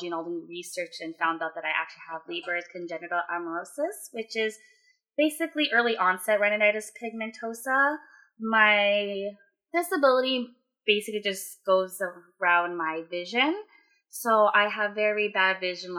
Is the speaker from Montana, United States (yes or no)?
no; Fremont, California, United States; also born or lived in Sacramento, California; I grew up here in Fremont, California with Vicky.